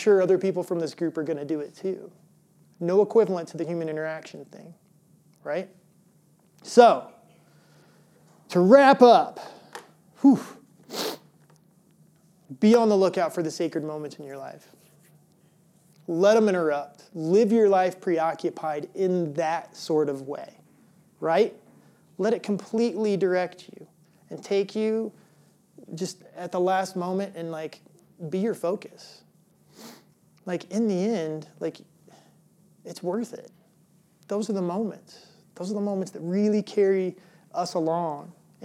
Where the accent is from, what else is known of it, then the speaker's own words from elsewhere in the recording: Illinois, United States; moved away; also born or lived in Colorado; I grew up in Illinois.